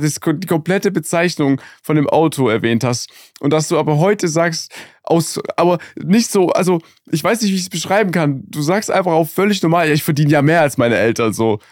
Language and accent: German; Germany; ich komme aus Deutschland